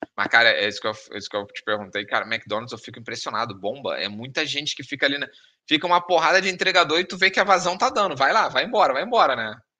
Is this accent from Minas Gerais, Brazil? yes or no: no; Rio de Janeiro, Brazil; moved away; sou do Rio